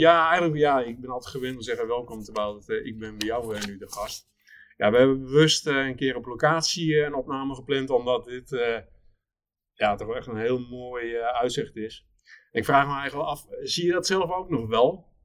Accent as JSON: {"language": "Dutch", "town": "Alblasserdam", "region": "South Holland", "country": "Netherlands", "said": "Ik kom uit Alblasserdam van, van oorsprong, dus we zaten net aan de andere kant van de Noord"}